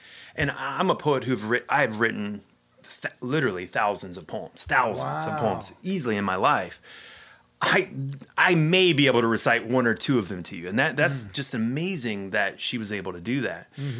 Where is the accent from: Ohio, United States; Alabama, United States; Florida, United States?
Ohio, United States; in Ohio, that is not quite the case.